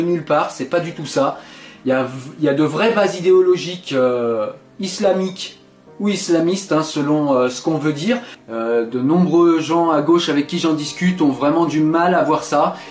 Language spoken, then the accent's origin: French; France; je suis français